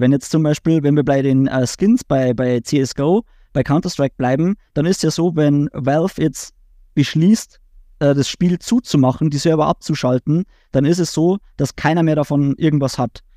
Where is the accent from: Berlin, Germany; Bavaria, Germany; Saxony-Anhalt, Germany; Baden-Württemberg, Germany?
Bavaria, Germany; auch als Bayer, dann ins Hochdeutsche zu switchen